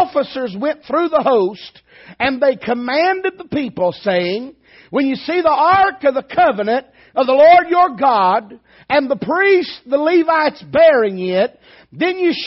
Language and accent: English; Dayton, Tennessee, United States; moved away; also born or lived in Texas / Alabama; I'm from Tennessee, actually, raised in Dayton.